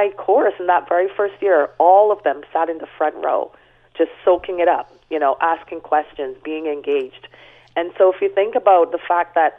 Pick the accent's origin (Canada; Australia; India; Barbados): Barbados; I was born and raised in Barbados